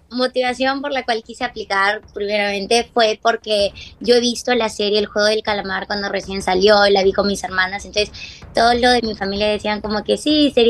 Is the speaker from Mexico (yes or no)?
no; Peru; soy de Perú.